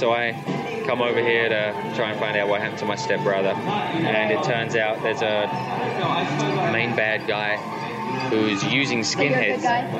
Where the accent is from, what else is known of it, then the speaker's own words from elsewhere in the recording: England, United Kingdom; growing up in England, it's very cold.